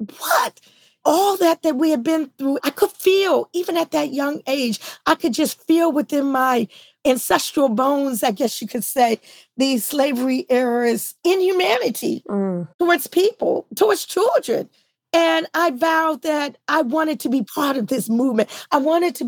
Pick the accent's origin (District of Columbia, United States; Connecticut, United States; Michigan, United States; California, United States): District of Columbia, United States; Washington; I grew up in D.C.